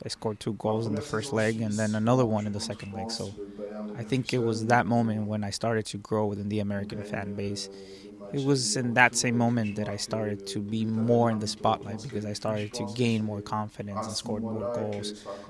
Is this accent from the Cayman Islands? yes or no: no; France; moved away as an adult; also born or lived in Washington, D.C.; now in Germany; She always preferred the French way of living. That was why she came back to France, and that's where I was raised.